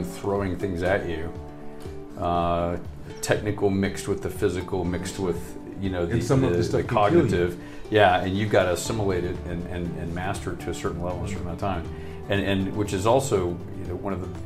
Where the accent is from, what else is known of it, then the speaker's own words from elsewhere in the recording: Texas, United States; also born or lived in Charleston, West Virginia; I'm from Texas because from the time I was a baby, I grew up there